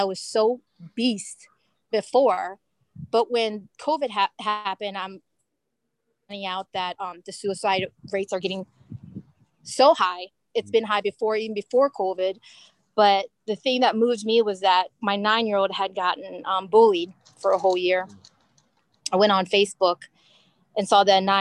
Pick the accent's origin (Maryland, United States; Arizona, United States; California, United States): Maryland, United States; also born or lived in New York; I was born here, born and raised in Maryland